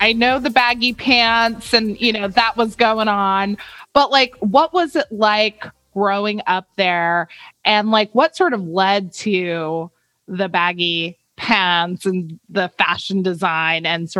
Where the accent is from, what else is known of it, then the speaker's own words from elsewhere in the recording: Colton, California, United States; I'm from California as well. I'm from Southern California, Colton, which is an hour east of LA.